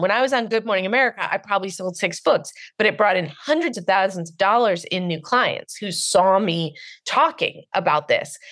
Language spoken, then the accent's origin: English; Marin County, California, United States; I'm from Marin County. I was raised by total snobs